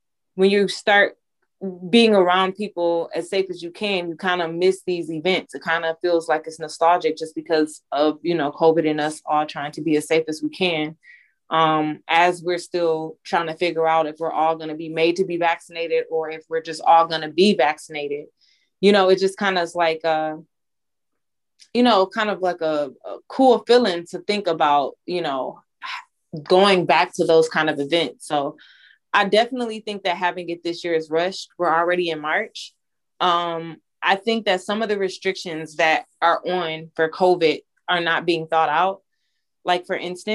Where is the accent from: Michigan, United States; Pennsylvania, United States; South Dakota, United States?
Michigan, United States; Detroit; I'm from Detroit